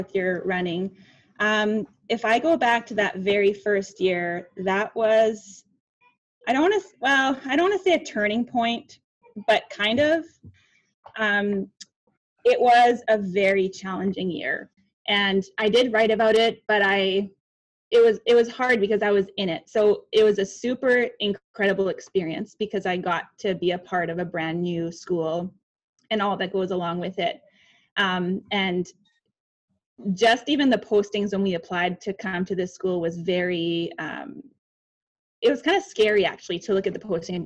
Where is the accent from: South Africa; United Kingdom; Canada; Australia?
Canada; Winnipeg, Manitoba; I am from Winnipeg, Manitoba, Canada